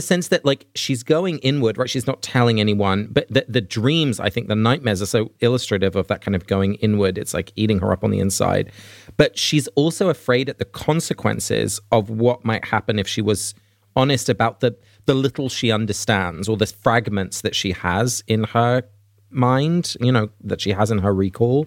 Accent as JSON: {"language": "English", "region": "England", "country": "United Kingdom", "tie": "born or raised there", "said": "as a little child growing up in England"}